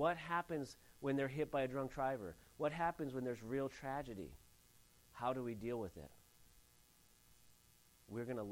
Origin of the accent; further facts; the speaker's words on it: Santa Ynez Valley, California, United States; I grew up in the San Ynez Valley area